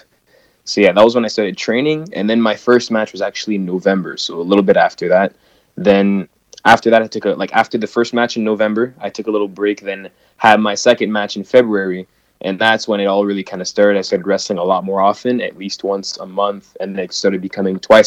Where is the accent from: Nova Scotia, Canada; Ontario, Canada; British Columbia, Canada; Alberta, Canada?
Ontario, Canada; Ottawa; I am from Ottawa, Ontario. So that is the capital of Canada